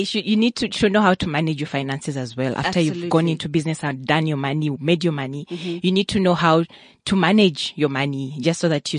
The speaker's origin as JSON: {"language": "English", "town": "Kampala", "region": "Central Region", "country": "Uganda", "tie": "born or raised there", "also_born_or_lived": "Mukono, Uganda", "moved": "as an adult", "lives_now": "South Africa", "said": "I grew up in Kampala, mm-hmm. but I was born in Mukono."}